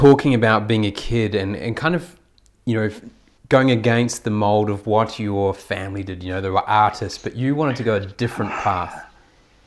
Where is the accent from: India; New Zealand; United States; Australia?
New Zealand; as a Kiwi